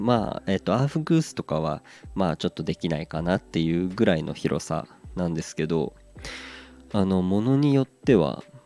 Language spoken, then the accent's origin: Japanese; Aomori, Japan; 出身の青森